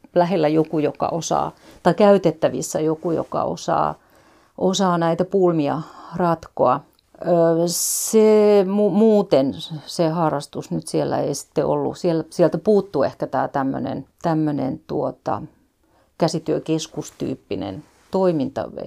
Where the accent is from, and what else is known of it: Finland; moved away as an adult